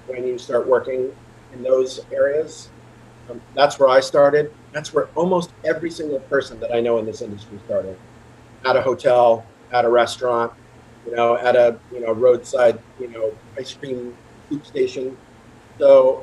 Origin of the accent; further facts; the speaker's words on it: Vermont, United States; moved away as an adult; also born or lived in Baltimore; I moved permanently back to my home state of Vermont